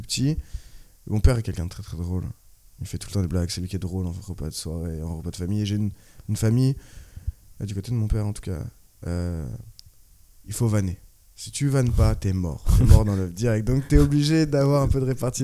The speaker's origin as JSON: {"language": "French", "town": "Orléans", "region": "Centre-Val de Loire", "country": "France", "tie": "born or raised there", "also_born_or_lived": "Tours / Australia / La Rochelle", "moved": "as an adult", "lives_now": "Paris, France", "said": "je suis d'Orléans. Bah, j'ai fait Orléans jusqu'en BTS."}